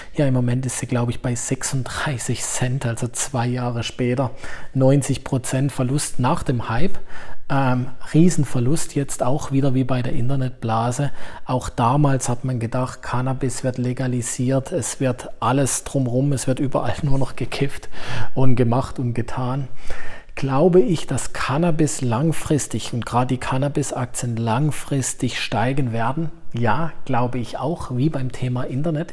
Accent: Germany; hier bei uns in Deutschland

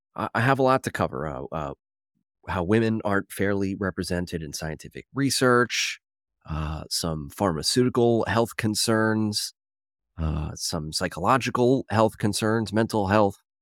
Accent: Philadelphia, Pennsylvania, United States; I'm from Philadelphia

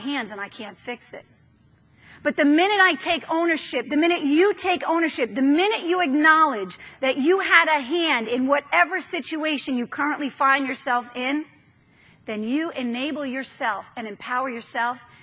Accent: New York, United States; moved away; I'm from New York

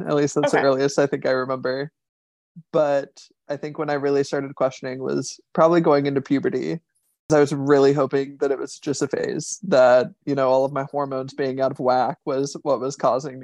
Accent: Indiana, United States; now in Washington, DC, United States; Growing up in Indiana, it's pretty conservative and pretty religious, and my family is both of those things

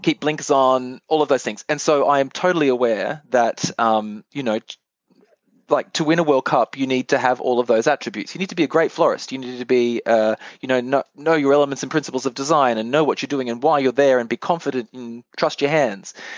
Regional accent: Bundaberg, Queensland, Australia; moved away as an adult; also born or lived in Brisbane / Japan; I come from Queensland and everything is subtropical, and I grew up with heliconias and anthuriums

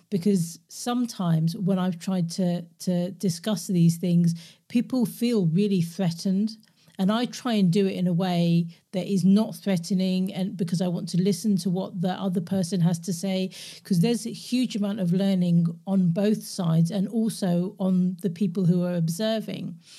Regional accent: London, United Kingdom; moved away as an adult; also born or lived in Glasgow; born and raised in London, but I grew up in Glasgow 'cause I moved there when I was eighteen

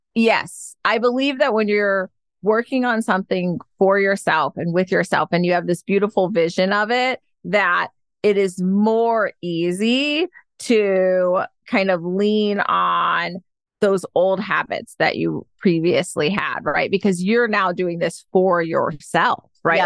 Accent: Detroit, Michigan, United States; moved away as an adult; also born or lived in Ann Arbor, Michigan / Georgia; now in San Francisco, United States; I was born and raised in Detroit, Michigan

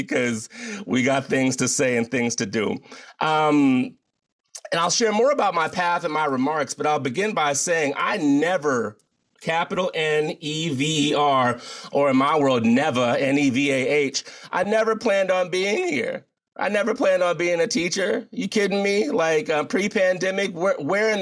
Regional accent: United States; as a Black man in the United States of America

